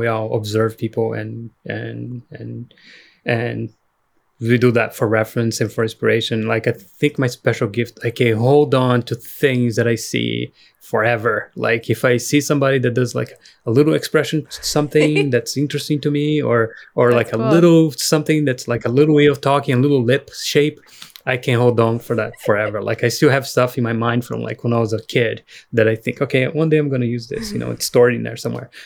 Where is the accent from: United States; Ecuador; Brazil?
Brazil; moved away; growing up in Brazil